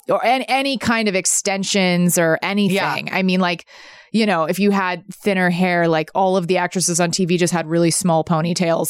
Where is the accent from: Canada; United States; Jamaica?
United States; the South; moved away; also born or lived in New York; I grew up in the South